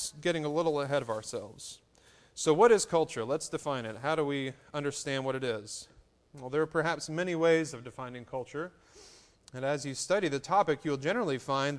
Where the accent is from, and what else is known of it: North Carolina, United States